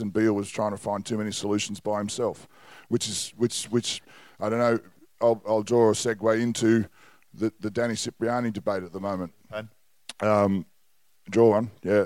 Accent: Northern Territory, Australia; I was brought up in the Northern Territory

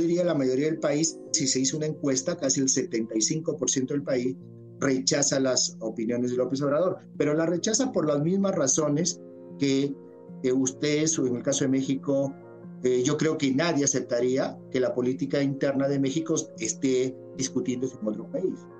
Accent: Peru; a nivel de los que somos peruanos y los que amamos a este país

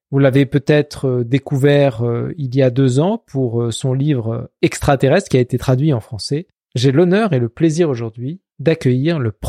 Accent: Israel; moved away as an adult; also born or lived in Princeton; j'ai grandi en Israël

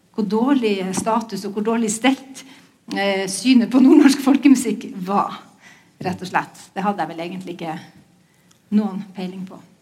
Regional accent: Bodø, Nordland, Norway; Jeg vokste opp eh, på 70-tallet, um, og eh, da var det flaks, for at jeg var i jeg, var, jeg er fra Bodø

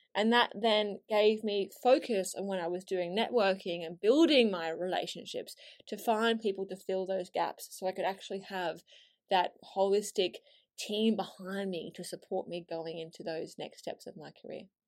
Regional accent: Australia; moved away as an adult; now in London, United Kingdom; my accent isn't actually from here originally, and I moved from Australia to London on a one-way ticket, uh, six years ago now

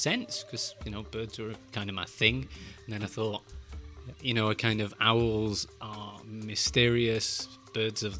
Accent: Glossop, East Midlands, United Kingdom; I grew up in Glossop, in the north of England, in the Peak District

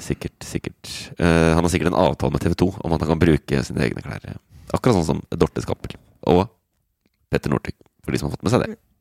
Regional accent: Oslo, Norway; Det er jeg som kommer fra Oslo

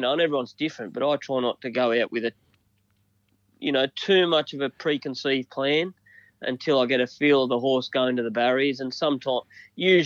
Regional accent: Dunedoo, New South Wales, Australia; I grew up in Dunny Doo on a farm.

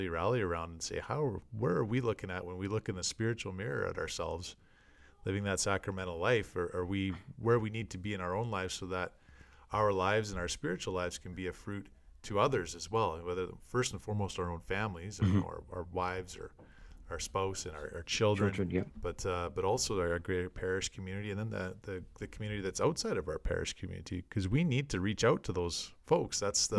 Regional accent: Canada; as us Canadian listeners would know, Guy Lafleur, great Montreal Canadian.

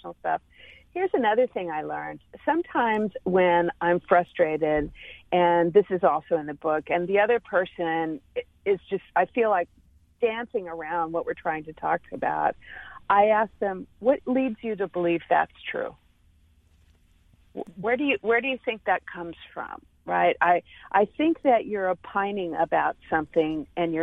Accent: Texas, United States; I'm a Texan

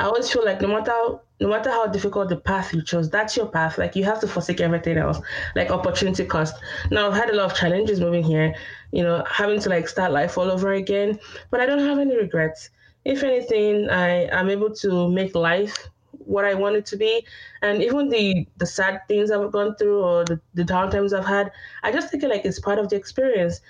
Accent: Nigeria; moved away as an adult; also born or lived in Austin, Texas, United States; now in Oklahoma City, United States; I'm Nigerian, but I'm also Yoruba, which is a tribe in Nigeria.

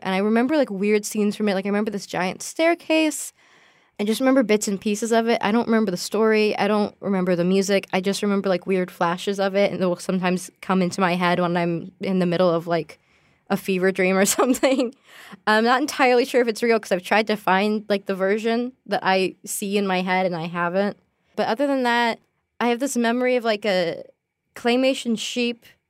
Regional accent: United States; also born or lived in Massachusetts; I'm an American in London

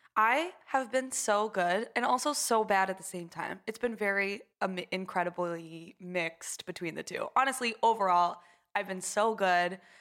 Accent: Houston, Texas, United States; grew up in a suburb of Houston

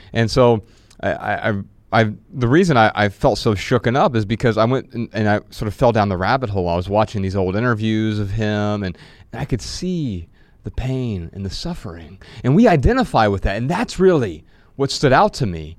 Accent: Midwest, United States; we grew up in the Midwest

